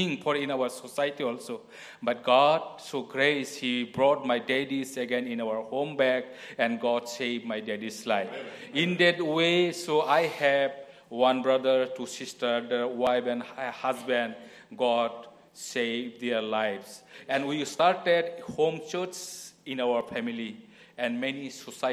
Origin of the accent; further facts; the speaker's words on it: India; moved away; I am from India